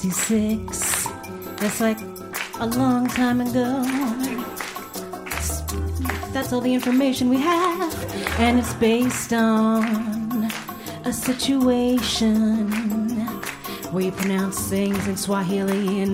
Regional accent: South Africa; I'm from South Africa. I've never heard the word Kwanzaa before.

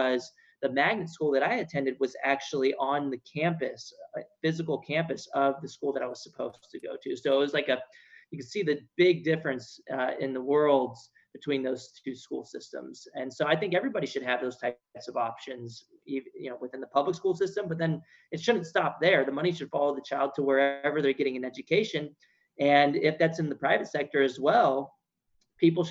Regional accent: San Antonio, Texas, United States; moved away as an adult; now in Washington, D.C., United States; I grew up in San Antonio, Texas

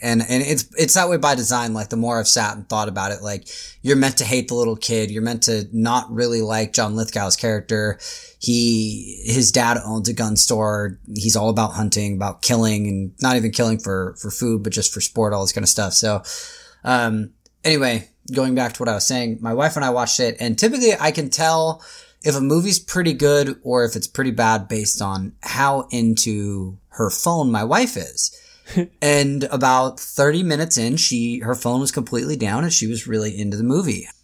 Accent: Tacoma, Washington, United States; also born or lived in Portland; I grew up in Tacoma, Washington, which is just like an hour south of Seattle

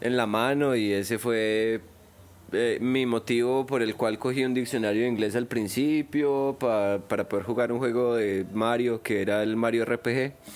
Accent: Medellín, Antioquia, Colombia; also born or lived in Bello; yo soy de acá. Yo nací en la León 13

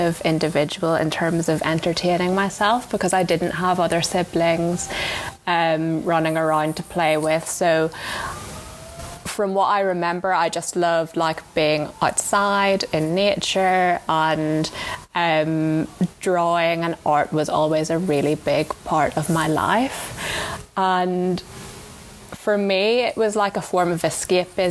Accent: Enniskillen, Northern Ireland, United Kingdom; moved away as an adult; also born or lived in London; I grew up in Enniskillen with my mum

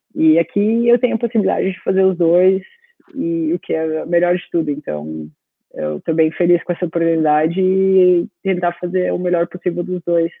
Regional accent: Rio Grande do Sul, Brazil; moved away as an adult; now in Australia; Mesmo sendo gaúcha

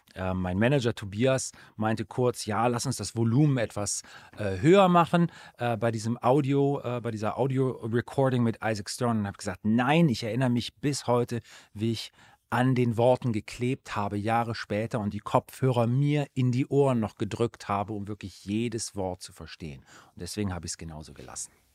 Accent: Aachen, North Rhine-Westphalia, Germany; in Aachen, äh, in meiner Heimatstadt

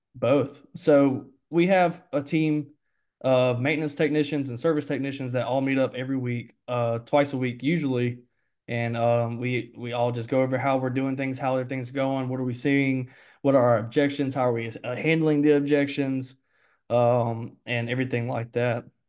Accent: Mobile, Alabama, United States; also born or lived in Sims, Alabama; I'm from Mobile, Alabama, born and raised in Mobile, Alabama.

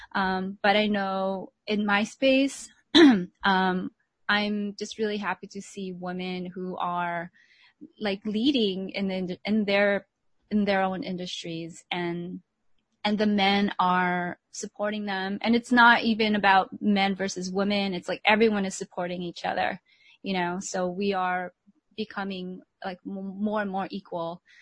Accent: United States; also born or lived in Philippines; I grew up in the States

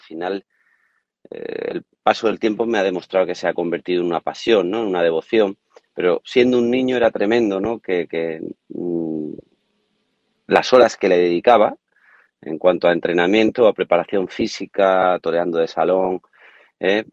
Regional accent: Córdoba, Andalusia, Spain; a Córdoba, ¿no? A, la afición, ¿no? A mi tierra

